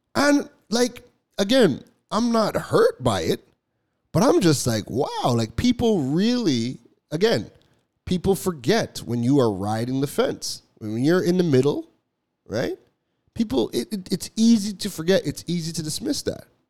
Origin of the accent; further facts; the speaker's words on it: Toronto, Ontario, Canada; also born or lived in Trinidad; I was born in Trinidad, but I left Trinidad when I was like two weeks old. So my whole life has been has been in Toronto